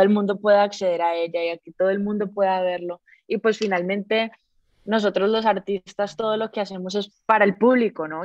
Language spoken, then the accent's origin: Spanish; Colombia; also born or lived in Costa Rica; yo sí nací, a los 3 meses me volví para Colombia